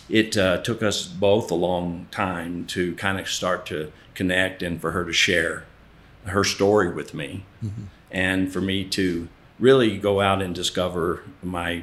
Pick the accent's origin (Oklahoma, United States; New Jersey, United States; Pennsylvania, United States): Oklahoma, United States; Ardmore; moved away; also born or lived in Las Vegas / Dallas / Santa Fe; we lived in Ardmore, Oklahoma, is where I grew up.